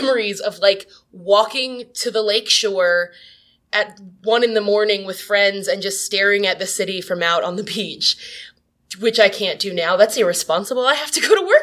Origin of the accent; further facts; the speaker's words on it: East Coast, United States; I am from the East Coast